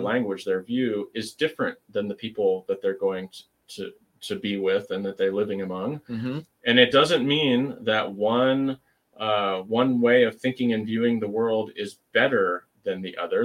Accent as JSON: {"language": "English", "country": "United States", "said": "as an American Christian"}